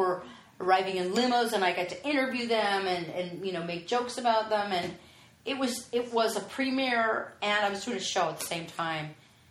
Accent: the Valley, California, United States; accent: Valley Girl; I grew up in the Valley.

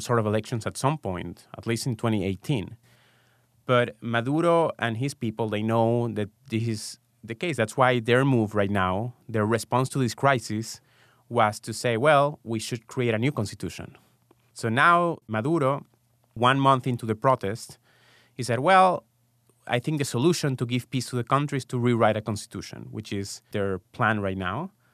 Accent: Venezuela; moved away as an adult; also born or lived in Israel; now in United States; I was born and raised in Venezuela, and I lived there until after college

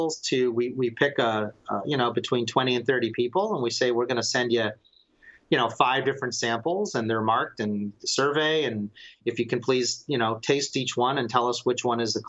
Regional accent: Palm Springs, California, United States; I grew up in Palm Springs, California. My family moved there from New York in 1965, and I was born a couple years later.

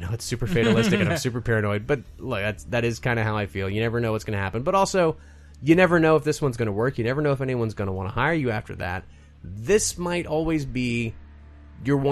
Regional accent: the South, United States; also born or lived in Berlin; I'm from the South. Food is a very, very big part of our upbringing.

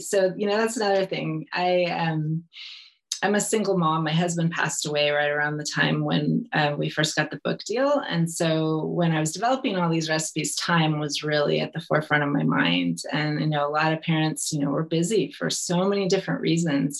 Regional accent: California, United States; moved away as an adult; also born or lived in Italy; I'm from California

